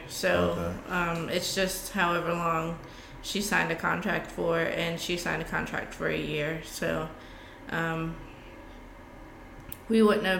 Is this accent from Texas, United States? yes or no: yes; San Antonio, Texas, United States; born there; I was born in San Antonio, Texas.